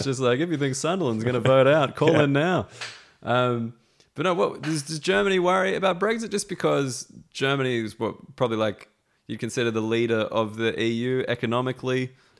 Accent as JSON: {"language": "English", "country": "Australia", "moved": "as an adult", "lives_now": "United Kingdom", "said": "As an Australian, no paperwork."}